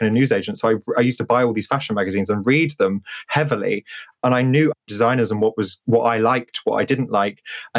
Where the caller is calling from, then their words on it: South West England, United Kingdom; I am currently in Wiltshire at the moment. I was in London yesterday. I have split my life between multiple different places.